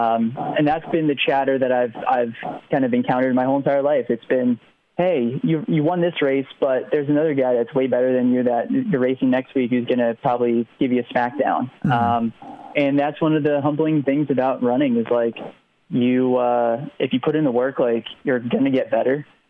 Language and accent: English; New Jersey, United States; moved away as an adult; also born or lived in Oklahoma / upstate New York; I grew up right on the Delaware Canal uh, towpath